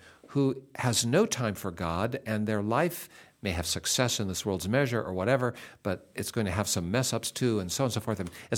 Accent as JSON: {"language": "English", "town": "Seattle", "region": "Washington", "country": "United States", "tie": "born or raised there", "moved": "yes", "lives_now": "Indiana, United States", "said": "Seattle, which is where I grew up, and I grew up near Fisherman's Terminal, Salmon Bay, in a neighborhood called Ballard"}